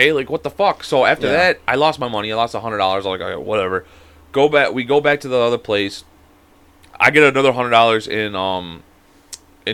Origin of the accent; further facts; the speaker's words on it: Chicago, Illinois, United States; I'm from, like, the Cook County, like, area and shit like that, you know, over there. Like, you know, not too in the city, but I'm still in the city